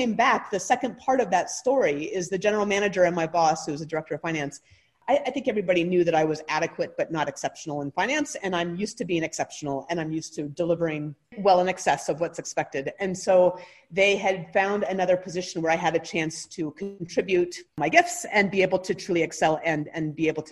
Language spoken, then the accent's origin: English; Anchorage, Alaska, United States; grew up outside of Anchorage, which is most of Alaska doesn't consider to be truly Alaska